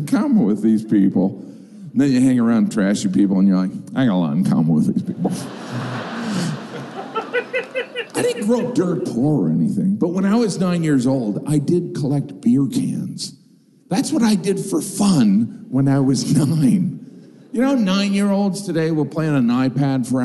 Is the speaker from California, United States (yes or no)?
no; Northwest Indiana, United States; moved away; I grew up in Northwest Indiana, which is part of the Rust Belt